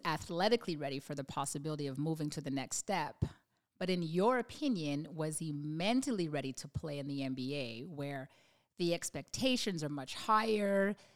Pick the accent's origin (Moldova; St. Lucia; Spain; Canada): Canada; we grew up in Canada